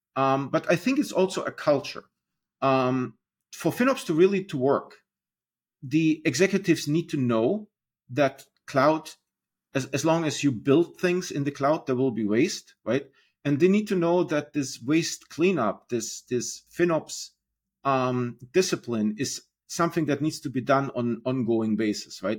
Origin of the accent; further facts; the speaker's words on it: Germany; moved away as an adult; now in United States; I'm originally from Germany. Um, I came on internship to the United States and then got married and, uh, decided to stay.